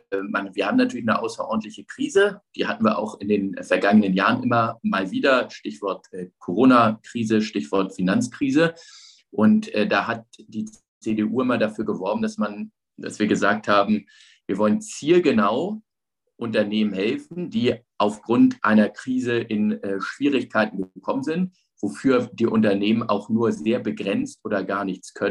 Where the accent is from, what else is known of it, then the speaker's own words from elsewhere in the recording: Hamburg, Germany; ich bin ja in Hamburg aufgewachsen, also ich hab, bin jetzt mit der DDR nicht groß in Berührung gekommen